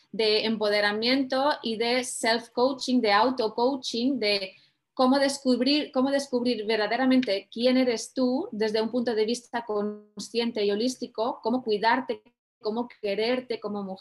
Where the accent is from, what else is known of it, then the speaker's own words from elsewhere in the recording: Mediterranean, Spain; also born or lived in Tarragona / Barcelona / Valencia; Me mudé varias veces, pero crecí, nací crecí en el Mediterráneo, en España, entre Tarragona, Barcelona, Valencia, un saludo para los que nos estén viendo desde allí.